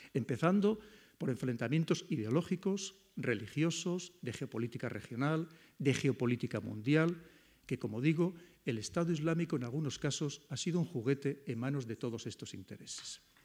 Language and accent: Spanish; Spain; como españoles